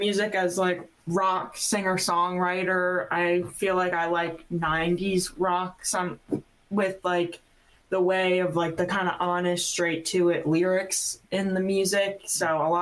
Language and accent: English; New Jersey, United States; accent: South Jersey; also born or lived in Florida; now in Nashville, United States; I'm originally from South Jersey